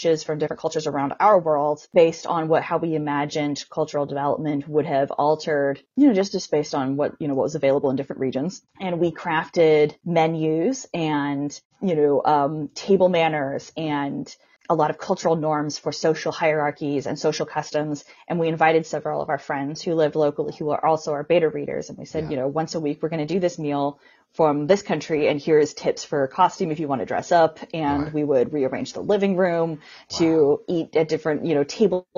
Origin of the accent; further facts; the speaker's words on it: United States; I'm from the United States.